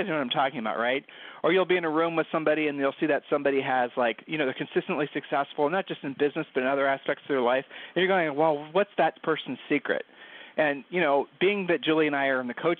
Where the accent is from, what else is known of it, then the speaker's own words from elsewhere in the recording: Ohio, United States; we're from Ohio, and people from Ohio have a tendency to sort of, you know, be really honest